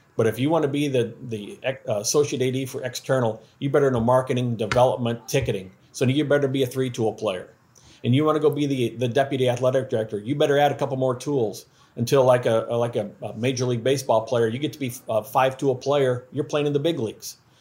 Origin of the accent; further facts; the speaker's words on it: Iowa, United States; now in Louisiana, United States; I'm from Iowa